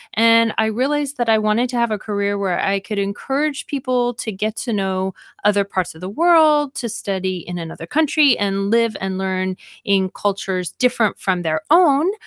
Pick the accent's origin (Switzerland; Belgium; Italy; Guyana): Switzerland; moved away; also born or lived in China / Denver; I'm Swiss